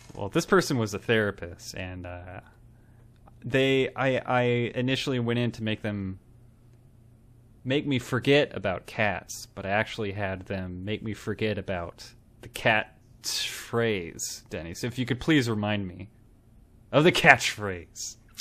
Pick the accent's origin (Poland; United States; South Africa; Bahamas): United States; I grew up in America and got educated here.